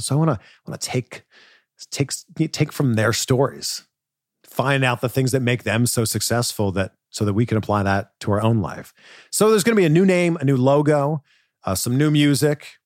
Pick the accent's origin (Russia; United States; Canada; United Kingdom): Canada; moved away; my home country of Canada